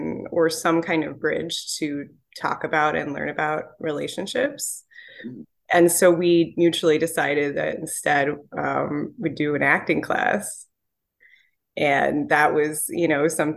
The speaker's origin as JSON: {"language": "English", "region": "New York", "country": "United States", "said": "I'm from New York"}